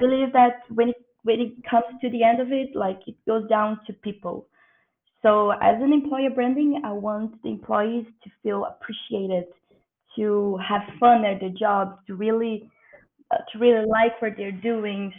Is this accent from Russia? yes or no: no; Brazil; I'm from Brazil